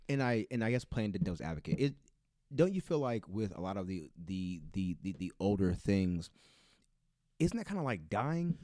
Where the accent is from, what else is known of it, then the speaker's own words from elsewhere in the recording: Bakersfield, California, United States; I'm from Bakersfield